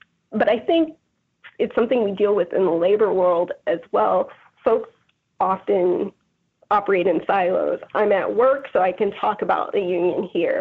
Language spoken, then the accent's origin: English; Georgia, United States; now in Chicago, United States; growing up in Georgia